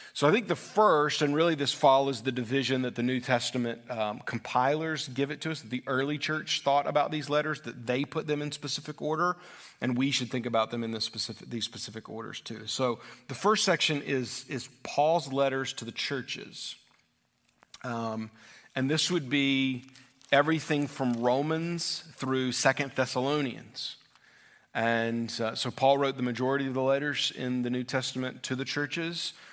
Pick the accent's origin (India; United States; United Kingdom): United States; as American Christians